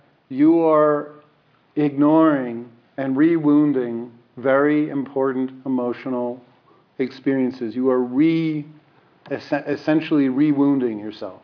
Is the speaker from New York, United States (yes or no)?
yes; New York, United States; I'm a New Yorker